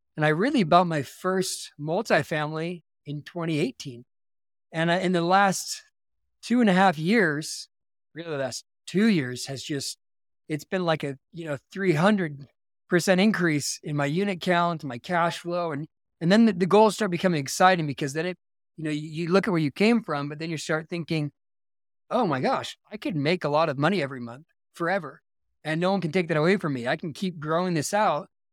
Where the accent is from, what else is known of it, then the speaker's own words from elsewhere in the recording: Simi Valley, California, United States; now in Utah, United States; I grew up outside of Los Angeles in a, a city called Simi Valley, California